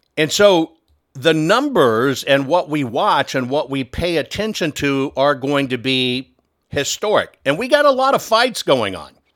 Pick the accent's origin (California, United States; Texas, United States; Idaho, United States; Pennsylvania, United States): Texas, United States; I call Texas my home state 'cause that's just where I spent most of my life.